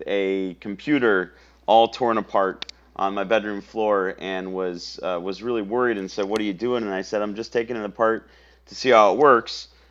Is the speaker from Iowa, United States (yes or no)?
yes; Council Bluffs, Iowa, United States; moved away as an adult; now in Austin, United States; born and raised in Council Bluffs, Iowa